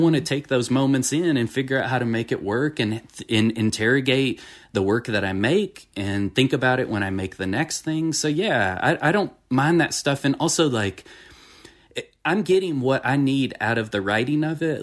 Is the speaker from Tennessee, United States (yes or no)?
yes; Franklin County, Tennessee, United States; also born or lived in Cambridge, Massachusetts / Florida; I've lived my whole life basically in this county